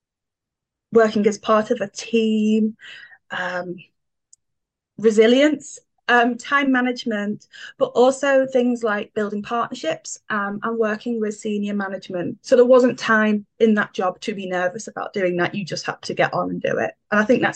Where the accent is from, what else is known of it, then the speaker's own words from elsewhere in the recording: the Wirral, North West England, United Kingdom; I'm local to Liverpool. I'm from the Wirral